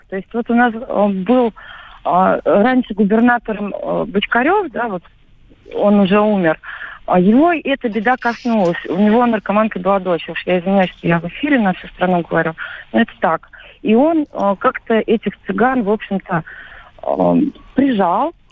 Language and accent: Russian; Penza, Penza Oblast, Russia; Да, я родилась в Пензе.